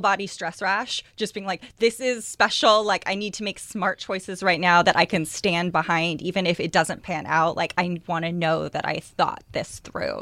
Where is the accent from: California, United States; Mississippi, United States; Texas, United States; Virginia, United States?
California, United States; East Bay, Northern; I grew up in the East Bay, up in, uh, Northern California.